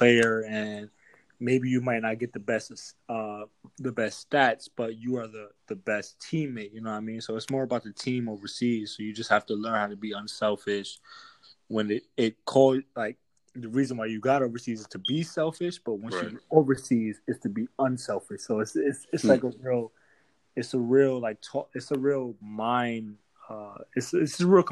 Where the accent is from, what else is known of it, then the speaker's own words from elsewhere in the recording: New York City, New York, United States; moved away as an adult; now in Germany; I play professional basketball. I'm from Brooklyn, New York